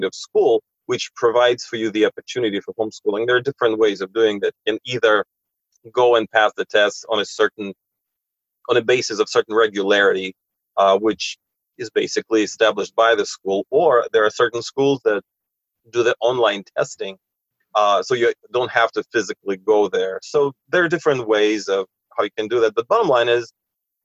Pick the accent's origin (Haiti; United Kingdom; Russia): Russia